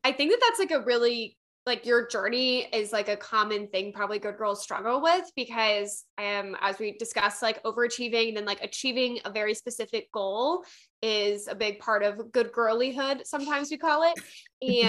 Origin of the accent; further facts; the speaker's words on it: Midwest, United States; also born or lived in Pennsylvania; I'm from the Midwest